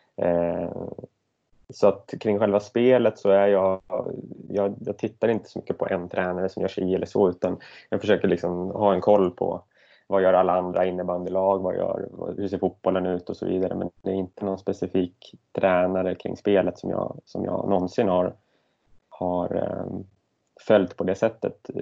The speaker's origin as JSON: {"language": "Swedish", "town": "Södertälje", "region": "Stockholm County", "country": "Sweden", "moved": "as an adult", "lives_now": "Gothenburg, Sweden", "said": "Jag är från Södertälje från början"}